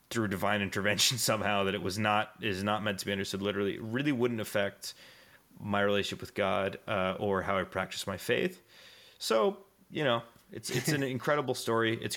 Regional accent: Australia; accent: Australian; yeah, just telling me my Australian accent is is dog shit

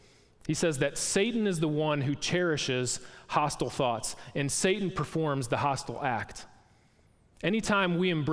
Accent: Packer country, Wisconsin, United States; moved away; I'm from Packer country up north

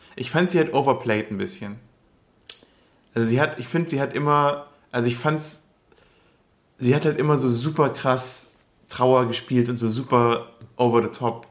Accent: Upper Swabia, Baden-Württemberg, Germany; now in Berlin, Germany; ich komme aus Oberschwaben

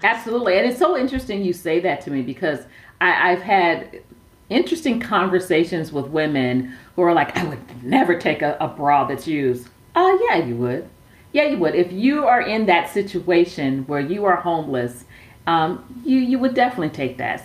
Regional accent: Milwaukee, Wisconsin, United States; also born or lived in Sacramento, California; now in Phoenix, United States; I grew up in Milwaukee, Wisconsin

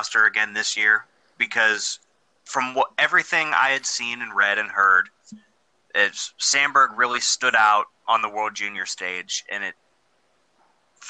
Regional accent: United States; as an American

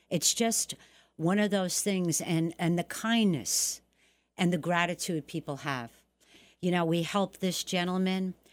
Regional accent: Bronx, New York, United States; You know, um, I came from the Bronx. We never had a ton of money and everything.

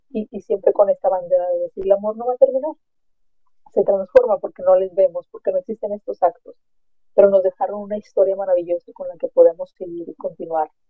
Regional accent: Mexico; Yo soy de México y en México celebramos a nuestros muertos el 2 de noviembre

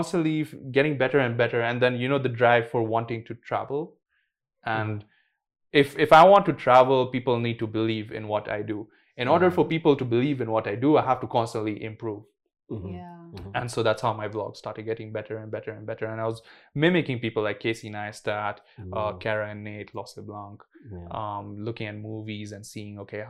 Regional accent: Kenya; being a Kenyan boy

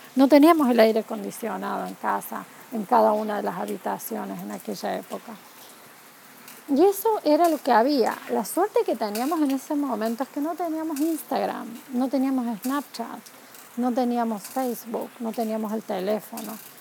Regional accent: Córdoba, Argentina; moved away as an adult; also born or lived in Spain; now in United States; yo soy argentina, nos mudamos de España aquí

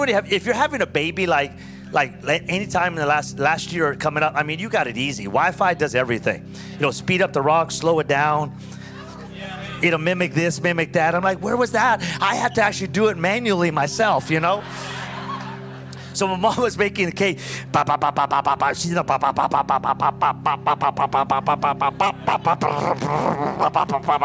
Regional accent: Pico Rivera, California, United States; also born or lived in Orange County, California / Costa Mesa, California; I grew up in a city called Pico Rivera, California

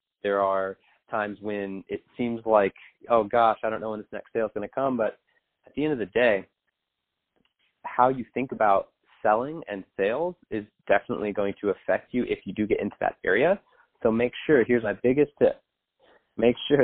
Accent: San Diego, California, United States; I grew up in Southern California in San Diego

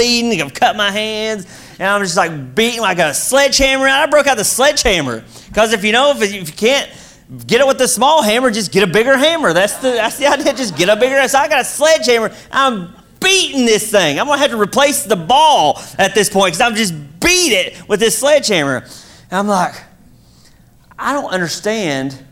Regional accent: Kentucky, United States; I'm from Kentucky.

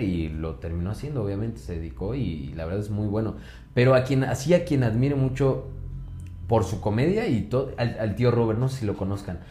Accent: Pachuca, Hidalgo, Mexico; Soy de Pachuca

